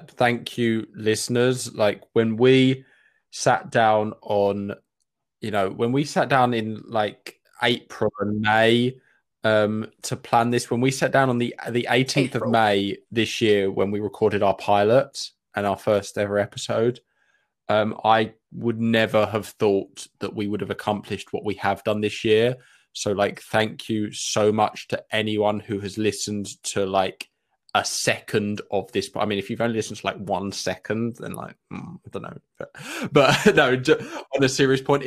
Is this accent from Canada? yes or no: no; Essex, East of England, United Kingdom; I'm from Essex